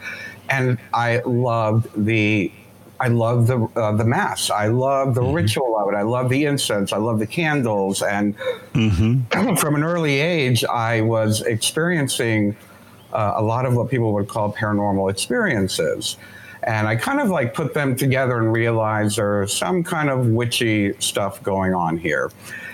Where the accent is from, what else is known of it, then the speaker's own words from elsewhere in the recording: Miami, Florida, United States; I grew up in Miami, Florida